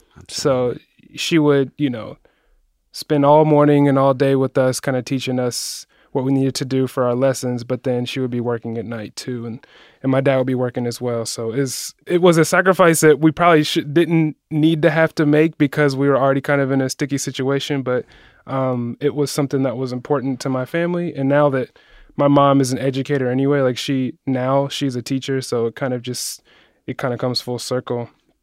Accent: Columbus, Ohio, United States; You know, so I'm from Columbus originally. Not really a specific neighborhood in Columbus.

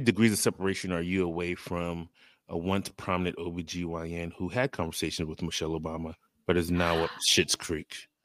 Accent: U.S. Virgin Islands; I am from the Virgin Islands

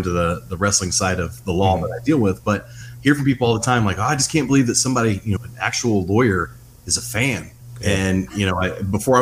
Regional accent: Southern Indiana, United States; moved away as an adult; now in Toledo, United States; I was born and raised in Southern Indiana.

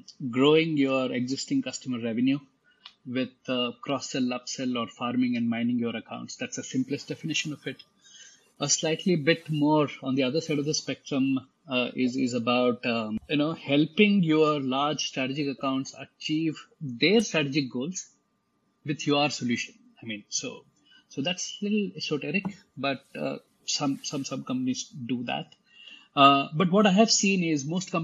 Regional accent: India; I'm born and brought up in India, educated in India, like most 90s kids in India

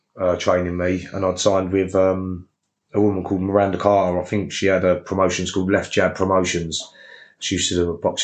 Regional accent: Gillingham, South East England, United Kingdom; I'm from Gillingham

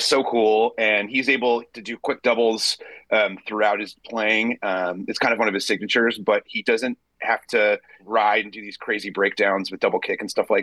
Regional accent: Pennsylvania, United States; I grew up in Pennsylvania

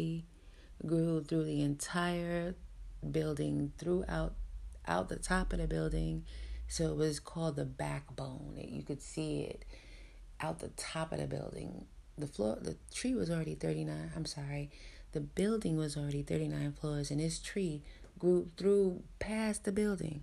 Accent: New York City, New York, United States; I grew up in New York City

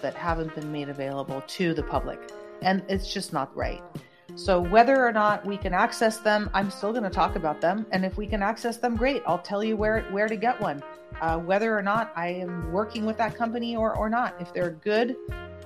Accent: the Bay Area, California, United States; I'm from the Bay Area

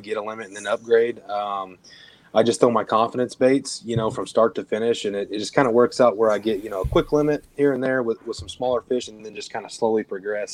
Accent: Southern Illinois, United States; moved away as an adult; now in Texas, United States

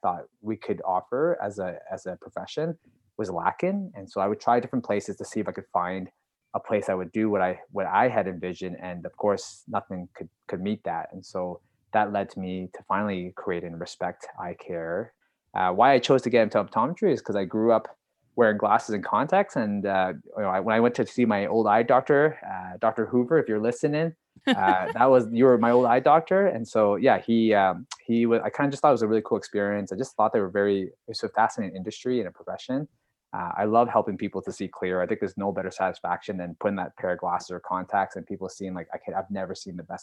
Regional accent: Calgary, Alberta, Canada; I'm from Calgary, Alberta.

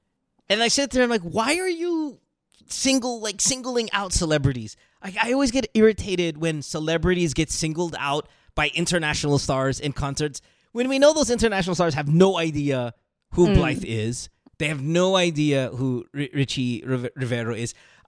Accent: Marilao, Central Luzon, Philippines; I grew up in Marilao, like Marilao mismo. Like my house is in Marilao

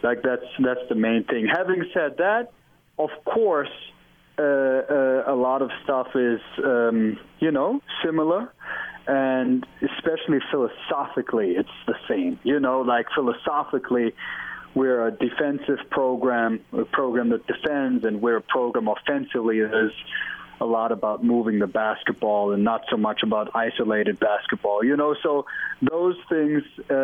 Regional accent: Germany; English is a second language; moved away as an adult; now in Salt Lake City, United States; I'm from Germany

